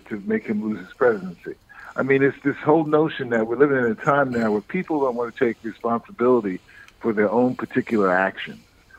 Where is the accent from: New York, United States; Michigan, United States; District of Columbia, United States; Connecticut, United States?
New York, United States; Harlem; I mean, I grew up in Harlem, and for the first 15, 20 years of my life, I was just surrounded by Blacks and Puerto Ricans primarily.